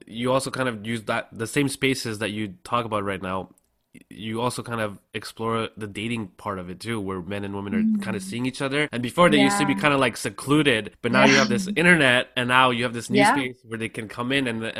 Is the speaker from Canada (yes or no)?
yes; Canada; I'm from Canadian, I grew up in Canada, right? So this is kind of, you know, new for me.